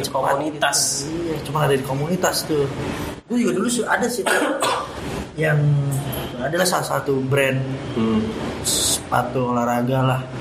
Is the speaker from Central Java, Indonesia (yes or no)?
no; Depok, West Java, Indonesia; gue sebagai warga Depok